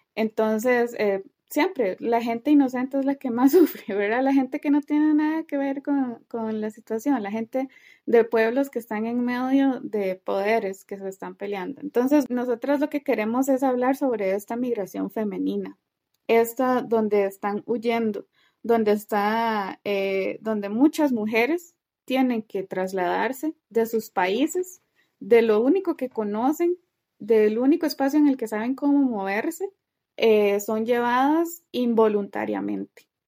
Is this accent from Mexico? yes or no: no; Costa Rica; salimos mucho de Costa Rica a pasear